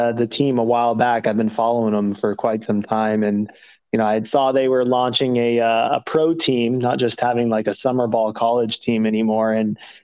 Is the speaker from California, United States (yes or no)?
yes; Thousand Oaks, California, United States; moved away as an adult; also born or lived in Santa Barbara / San Diego / Nashville; now in West Palm Beach, United States; I grew up in Southern California and a place called Thousand Oaks